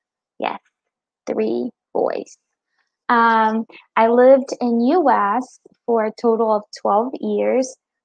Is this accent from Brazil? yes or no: yes; Brazil; moved away as an adult; also born or lived in United States; I'm 32 years old and I'm from Brazil. I married an American.